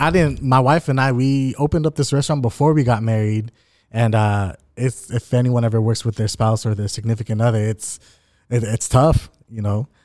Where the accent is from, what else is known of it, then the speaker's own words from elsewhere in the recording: Anaheim, California, United States; growing up in Anaheim